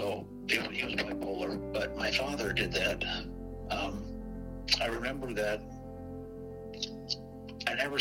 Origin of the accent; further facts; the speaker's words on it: Itasca, Illinois, United States; the house that we grew up in Itasca